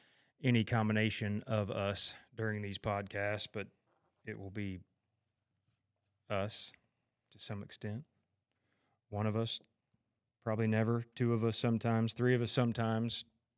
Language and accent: English; Tulsa, Oklahoma, United States; I grew up here in Tulsa, a production company my dad started almost 40 years ago, and grew up just doing production